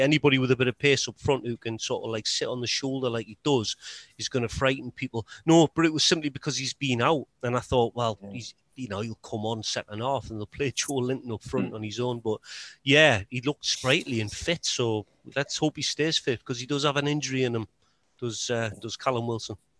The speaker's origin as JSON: {"language": "English", "town": "Newcastle upon Tyne", "region": "North East England", "country": "United Kingdom", "said": "as a Geordie"}